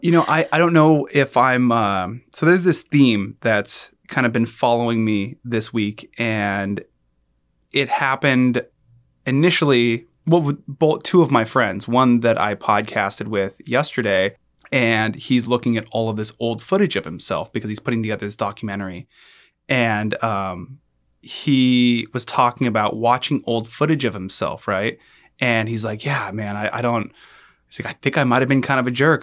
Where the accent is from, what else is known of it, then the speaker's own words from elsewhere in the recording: United States; I grew up with here in the United States